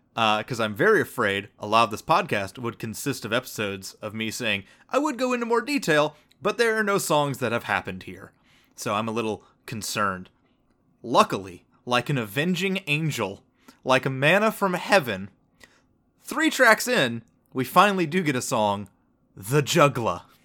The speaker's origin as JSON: {"language": "English", "region": "the South", "country": "United States", "tie": "born or raised there", "said": "born and raised in the South"}